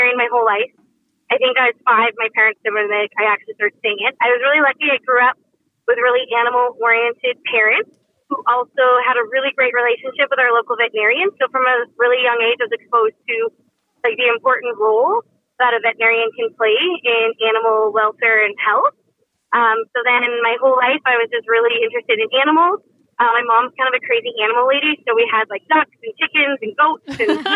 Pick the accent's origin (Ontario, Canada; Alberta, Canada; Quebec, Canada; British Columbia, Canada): Alberta, Canada; Gisborne; moved away as an adult; also born or lived in Camrose, Alberta / Calgary, Alberta; I came from Gisborne, which is a small town